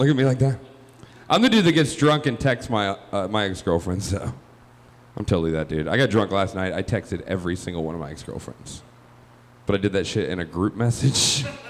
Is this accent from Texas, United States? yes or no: no; Georgia, United States; now in Chicago, United States; I am originally from Georgia. I am from the South.